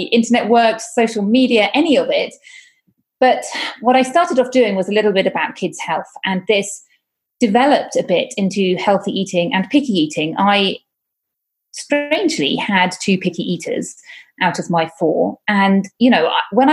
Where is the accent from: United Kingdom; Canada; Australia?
United Kingdom; moved away as an adult; now in Catalonia, Spain; I am from the UK, as you may hear from my accent